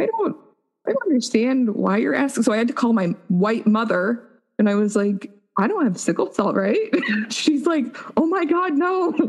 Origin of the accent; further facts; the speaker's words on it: Colorado Springs, Colorado, United States; moved away as an adult; also born or lived in Wyoming; I grew up in Colorado Springs